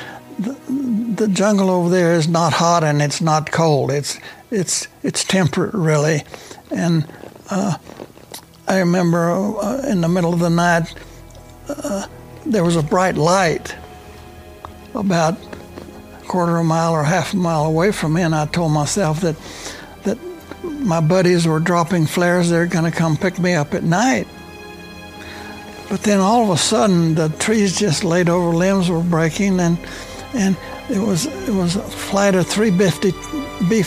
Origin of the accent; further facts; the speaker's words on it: Temple, Texas, United States; also born or lived in Lubbock, Texas; I was born and raised in Temple, Texas